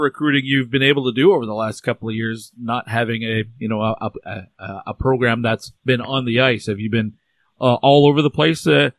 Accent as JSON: {"language": "English", "country": "Canada", "said": "I'm in Canada. I'm Canadian"}